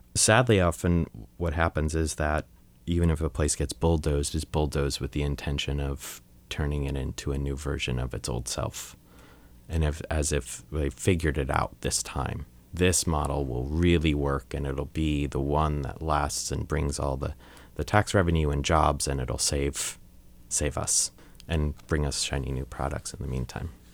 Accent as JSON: {"language": "English", "area": "Long Island", "region": "New York", "country": "United States", "tie": "born or raised there", "said": "I grew up in Long Island, New York"}